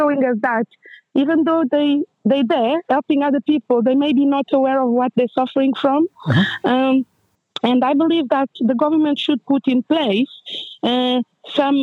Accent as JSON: {"language": "English", "country": "Portugal", "tie": "born or raised there", "also_born_or_lived": "Angola", "moved": "as an adult", "lives_now": "United Kingdom", "said": "I'm original from Angola, but I grew up in Portugal"}